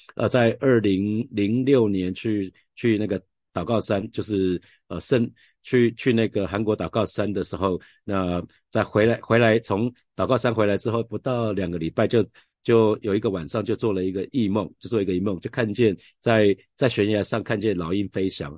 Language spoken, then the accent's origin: Chinese; Taiwan; 我们常讲，台语